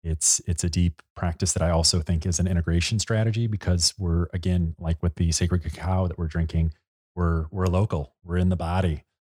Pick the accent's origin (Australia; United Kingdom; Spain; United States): United States; Chicago, Illinois; And you know, as we've talked about, we're both from Chicago. We've cut our teeth in the big windy city.